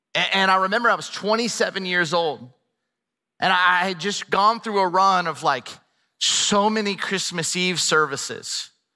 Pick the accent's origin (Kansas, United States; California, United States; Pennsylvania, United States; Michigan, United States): California, United States; Camarillo; I grew up in Southern California, a town called Camarillo